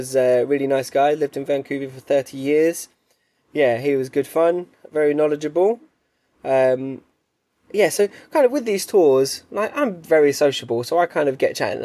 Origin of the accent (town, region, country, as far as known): England, United Kingdom